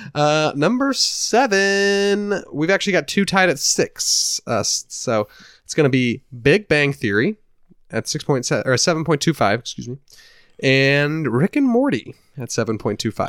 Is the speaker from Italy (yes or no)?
no; Indiana, United States; we're from Indiana, we're a dysfunctional family, there's six kids in my family